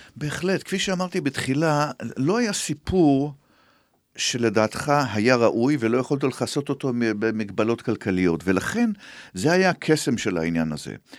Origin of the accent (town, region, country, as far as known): Israel